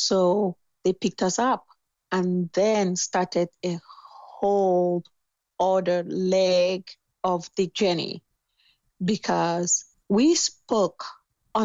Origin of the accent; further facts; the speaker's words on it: Cameroon; moved away as an adult; now in United States; I'm from Cameroon.